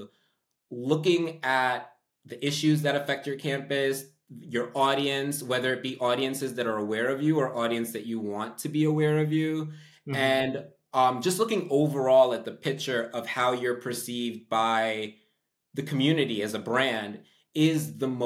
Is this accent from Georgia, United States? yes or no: no; New York, United States; I'm from New York